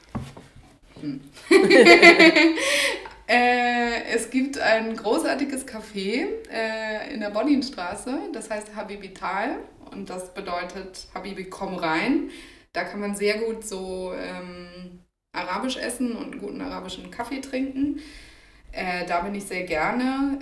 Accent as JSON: {"language": "German", "town": "Copenhagen", "region": "Capital Region of Denmark", "country": "Denmark", "tie": "born or raised there", "also_born_or_lived": "Heidelberg, Germany", "moved": "as an adult", "lives_now": "Berlin, Germany", "said": "aus Kopenhagen weg wollte, wo ich vorher gewohnt habe, wo ich auch aufgewachsen bin"}